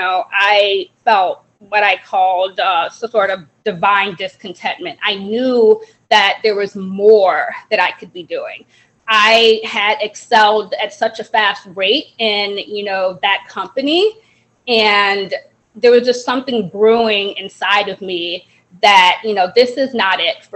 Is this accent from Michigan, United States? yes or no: no; Evanston, Illinois, United States; also born or lived in Jamaica / Chicago area; I was born in Jamaica. I came to America when I was around 5 years old, and we came to the Chicagoland area, and then we moved to Evanston, Illinois, and I've kind of lived in Evanston ever since for my whole life.